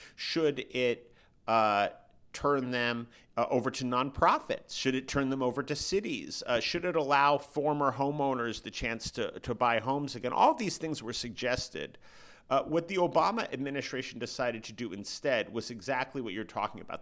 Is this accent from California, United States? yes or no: yes; San Francisco, California, United States; San Francisco, which is my hometown